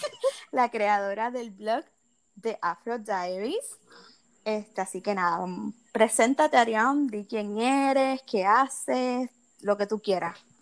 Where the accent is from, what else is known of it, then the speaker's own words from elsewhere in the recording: Puerto Rico; also born or lived in United States; como puertorriqueños